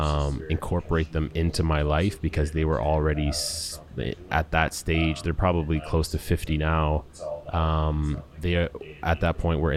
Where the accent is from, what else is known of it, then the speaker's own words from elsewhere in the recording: Winnipeg, Manitoba, Canada; So I was born and raised in Winnipeg, Manitoba in 1987. My mother is French Canadian, so she is from Quebec originally. My father is from St. Vincent, so although English is his only language, it's still a broken English.